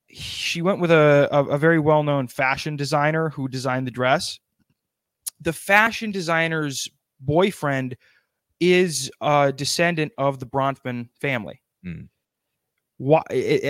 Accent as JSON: {"language": "English", "region": "South Dakota", "country": "United States", "moved": "yes", "lives_now": "New Jersey, United States", "said": "I live in New Jersey. I'm from South Dakota."}